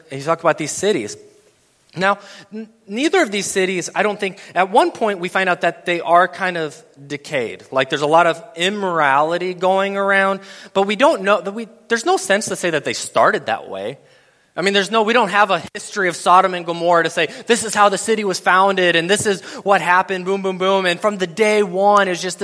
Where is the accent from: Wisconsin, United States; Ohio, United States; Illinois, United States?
Wisconsin, United States; Madison; I'm from Madison, Wisconsin